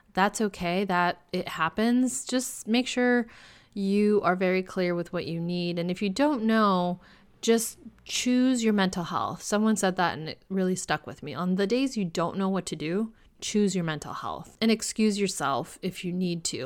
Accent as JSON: {"language": "English", "region": "California", "country": "United States", "said": "my home state of California"}